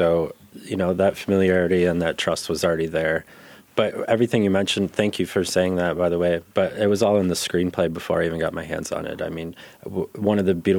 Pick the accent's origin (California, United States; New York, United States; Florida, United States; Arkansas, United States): New York, United States; upstate; now in Chicago, United States; I'm a Chicago transplant. I'm originally from upstate New York.